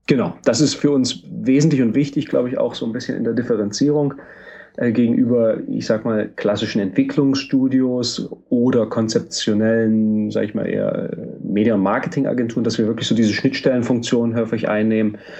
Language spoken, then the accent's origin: German; Halle, Saxony-Anhalt, Germany; ich bin in Halle geboren